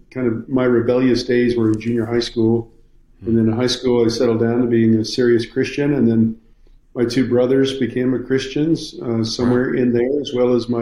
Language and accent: English; Southern Idaho, United States; moved away as an adult; also born or lived in Moscow, Idaho; now in Lynchburg, United States; My wife and I grew up in Southern Idaho